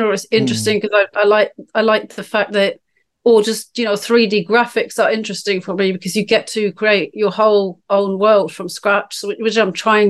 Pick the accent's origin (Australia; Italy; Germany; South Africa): Germany; moved away as an adult; now in United Kingdom; I'm from Germany.